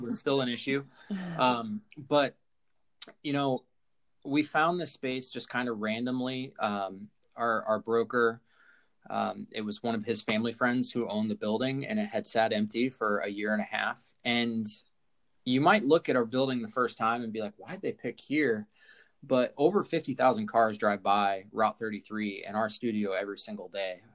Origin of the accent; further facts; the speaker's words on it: Columbus, Ohio, United States; moved away as an adult; I grew up in Columbus